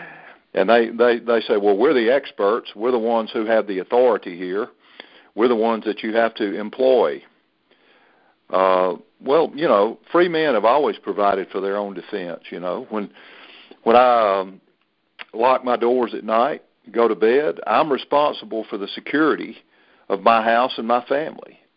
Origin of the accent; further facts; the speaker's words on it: the South, Southern United States, United States; as a Southerner